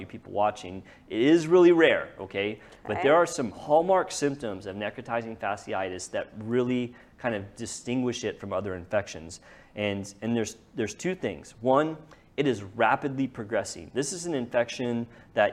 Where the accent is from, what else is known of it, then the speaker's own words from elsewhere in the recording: Lewisville, Texas, United States; I grew up on the lake. I grew up there.